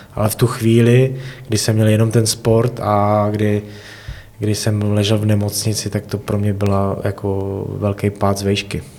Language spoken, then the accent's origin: Czech; Mohelnice, Olomouc Region, Czechia; moved away as an adult; now in Hradec Králové, Czechia; pocházím z Mohelnice a v Mohelnici taky menší městečko